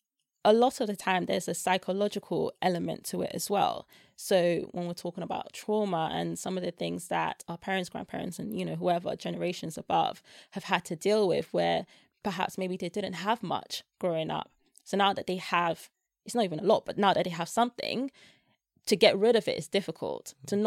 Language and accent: English; Nigeria; like I said, I'm Nigerian.